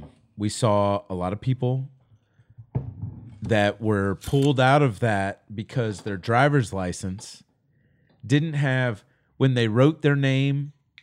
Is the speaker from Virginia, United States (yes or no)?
yes; Virginia, United States; But in my home state of Virginia, I would have sat in that state for another 5 years